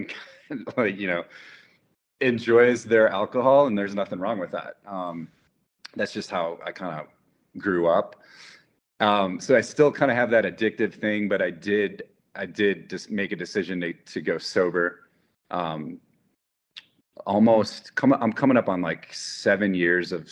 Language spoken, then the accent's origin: English; Wisconsin, United States; I grew up in Wisconsin